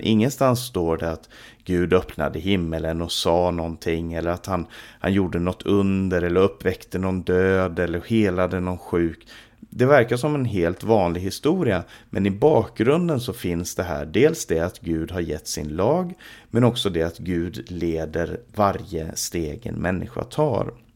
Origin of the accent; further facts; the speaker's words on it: Sweden; i vårt eget land